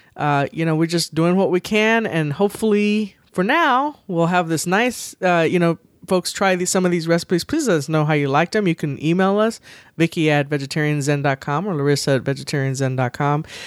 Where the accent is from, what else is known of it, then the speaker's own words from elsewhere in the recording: the South, United States; growing up in the South